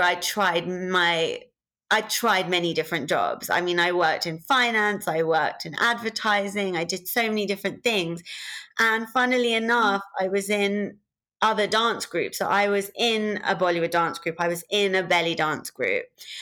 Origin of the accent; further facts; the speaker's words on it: London, United Kingdom; I'm born and brought up in London in the UK